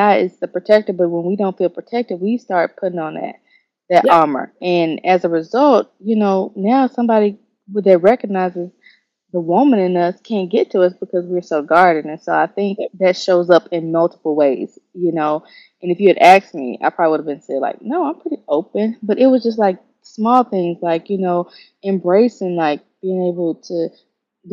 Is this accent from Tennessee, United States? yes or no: yes; Memphis, Tennessee, United States; moved away as an adult; now in Atlanta, United States; I'm from Memphis